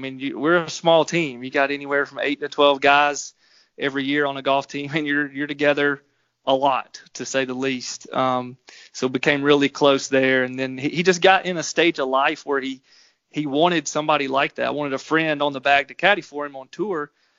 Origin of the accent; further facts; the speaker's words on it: Georgia, United States; moved away as an adult; also born or lived in Alabama; I'm from Georgia and went to Alabama.